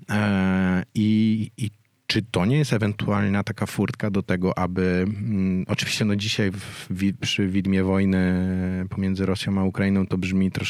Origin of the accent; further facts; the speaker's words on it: Warsaw, Masovian Voivodeship, Poland; jestem warszawianką z urodzenia.